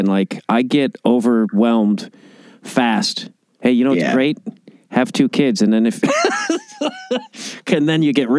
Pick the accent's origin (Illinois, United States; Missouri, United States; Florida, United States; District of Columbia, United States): Illinois, United States; Chicago; also born or lived in New York; I lived in New York a little bit, and I'm from Chicago